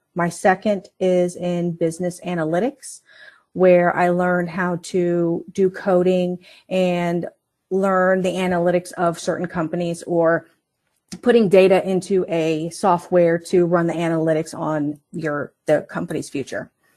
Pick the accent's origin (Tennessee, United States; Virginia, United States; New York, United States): Virginia, United States; Northern; moved away as an adult; also born or lived in Colorado; now in Martinsburg, United States; I was born in Colorado at an Air Force base. My dad was in the Air Force, and, uh, he decided to move us, when I say us, it's the whole family to Virginia. And we lived in Northern Virginia, uh, for about twenty-seven years